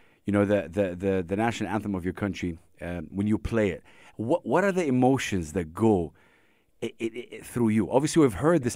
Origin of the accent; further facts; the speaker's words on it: Saudi Arabia; I'm from Saudi Arabia